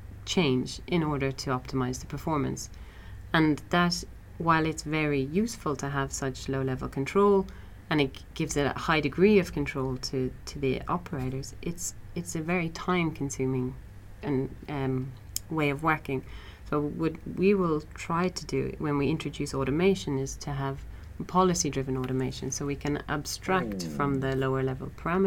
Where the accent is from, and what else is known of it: Ireland